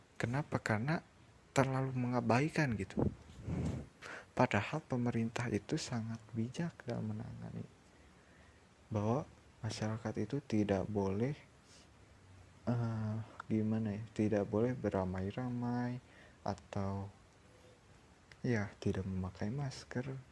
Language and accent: Indonesian; Indonesia